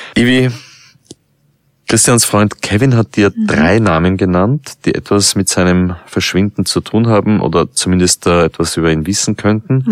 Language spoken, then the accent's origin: German; Vienna, Austria; als Wiener